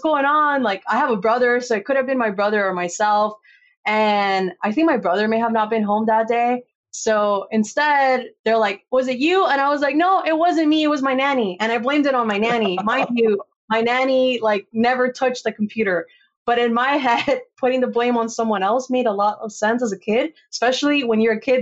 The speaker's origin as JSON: {"language": "English", "country": "Costa Rica", "tie": "born or raised there", "also_born_or_lived": "California", "moved": "yes", "said": "I grew up in Costa Rica."}